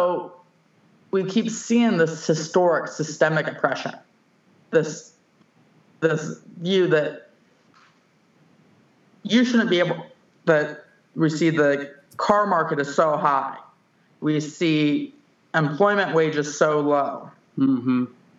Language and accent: English; St. Louis, Missouri, United States; also born or lived in Elk Grove Village, Illinois / Kirkwood, Missouri; I was born in Illinois, in Elk Grove Village, moved to St. Louis at the age of 3 because my dad's work moved them to St. Louis